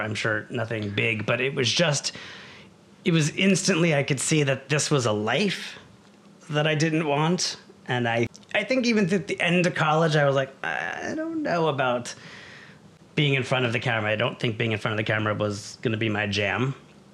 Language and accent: English; New York City, New York, United States; moved away as an adult; also born or lived in Syracuse; now in Los Angeles, United States; I come from New York. Okay. From Brooklyn.